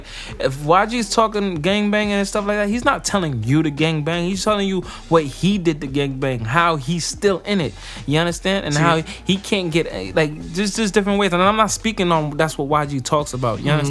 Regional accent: Passaic, New Jersey, United States; I'm from Passaic, New Jersey, no matter where I'm at.

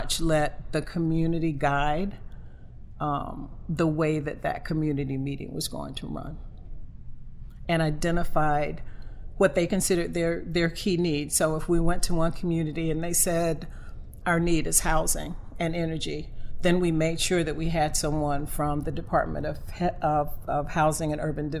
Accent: Sampson County, North Carolina, United States; born or raised there; moved away as an adult

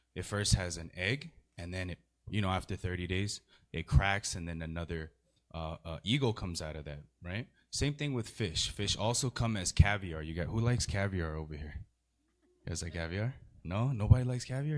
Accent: San Gabriel Valley, California, United States; I'm from the San Gabriel Valley

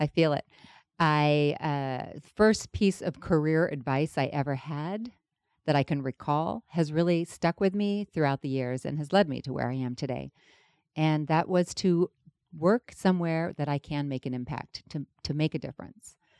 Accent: London, United Kingdom; now in Los Angeles, United States; I was born in London, England.

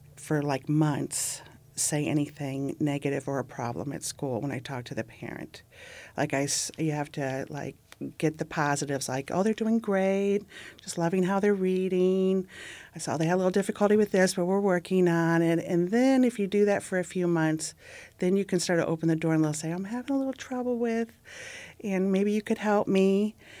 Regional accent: Ohio, United States; growing up in Ohio

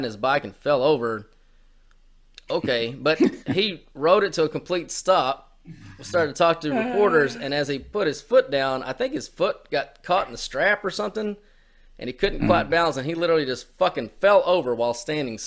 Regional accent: United States; I'm an American

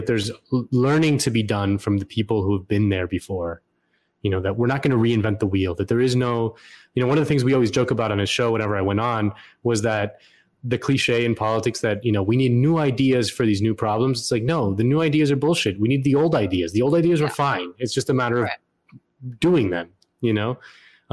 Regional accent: Florida, United States; my home state of Florida

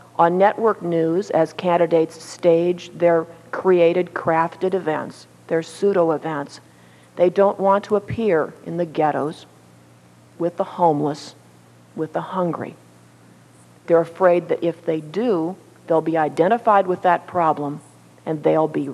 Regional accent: Minnesota, United States; moved away; Being born and raised in Minnesota

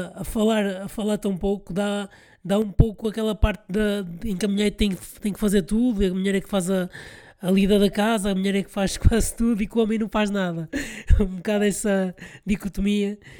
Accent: Porto, Norte, Portugal; eu sou de cá, sou do Porto

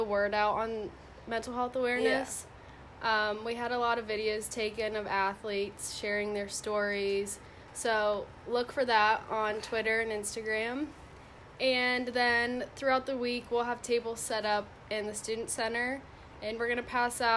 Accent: Mason, Ohio, United States; moved away; I'm from Mason, Ohio, which is about 20 minutes north of Cincinnati.

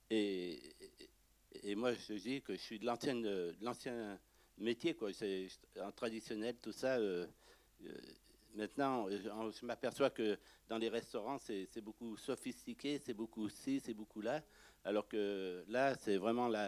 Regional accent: Lyon, Auvergne-Rhône-Alpes, France; Je suis originaire de Lyon, j'ai travaillé à Lyon.

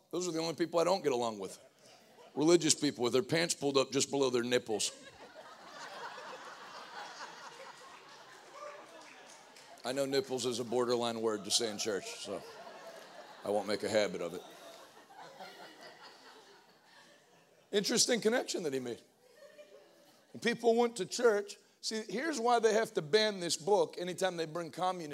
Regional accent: Northeast, United States; moved away; also born or lived in Pittsburgh; I'm from the Northeast

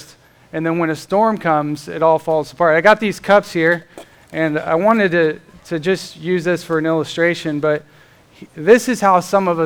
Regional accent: Florida, United States; now in Indiana, United States; I grew up in Florida and we had hurricanes down there

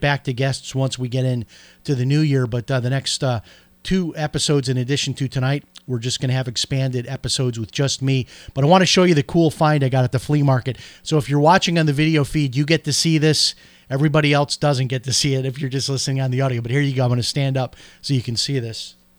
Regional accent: Chicago, Illinois, United States; moved away; when I grew up in Chicago

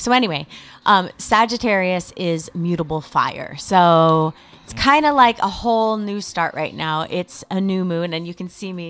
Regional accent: Connecticut, United States; Come on, I'm from Connecticut.

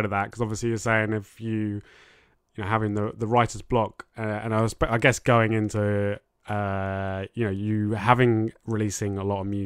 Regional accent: United Kingdom; I'm British.

